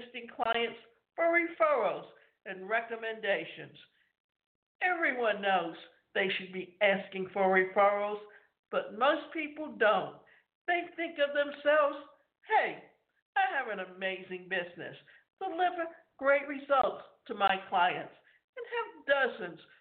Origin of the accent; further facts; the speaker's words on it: Canada; I grew up in Canada where we only had 2 things, play hockey or drink beer